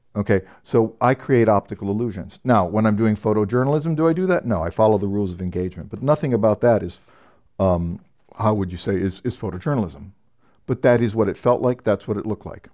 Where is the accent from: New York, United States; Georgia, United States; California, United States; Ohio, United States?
California, United States; San Francisco; moved away; I'm from San Francisco originally